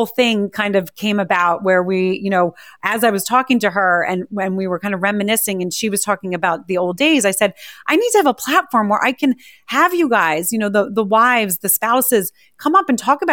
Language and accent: English; right outside of Philadelphia, Pennsylvania, United States; I grew up right outside of Philadelphia